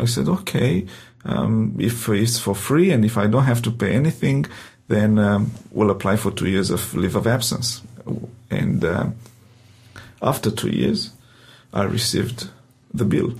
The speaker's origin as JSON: {"language": "English", "country": "Romania", "accent": "Romanian", "second_language": "English", "moved": "as an adult", "lives_now": "Adelaide, Australia", "said": "my heavy accent, in uh, Romanian accent"}